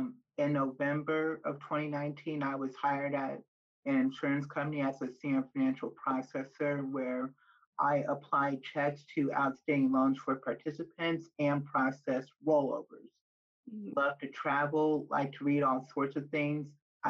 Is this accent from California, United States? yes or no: no; Fort Wayne, Indiana, United States; No, I am from the Fort Wayne area in Indiana.